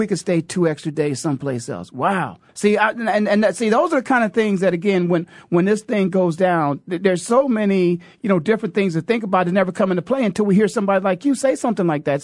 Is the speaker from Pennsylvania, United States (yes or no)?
no; Canton, Ohio, United States; born and raised in Canton, Ohio